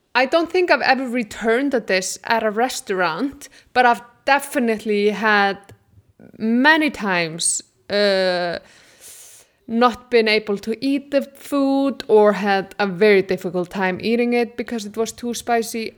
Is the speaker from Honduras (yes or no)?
no; Iceland; moved away; I'm from Iceland